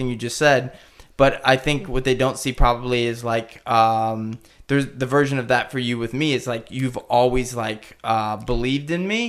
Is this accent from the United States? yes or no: yes; Missouri, United States; I'm from Missouri